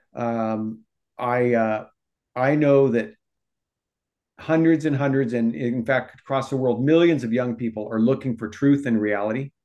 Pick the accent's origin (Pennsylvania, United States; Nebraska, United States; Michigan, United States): Nebraska, United States; Omaha; moved away as an adult; also born or lived in Texas / California; now in Sacramento, United States; I personally was born and raised in Nebraska.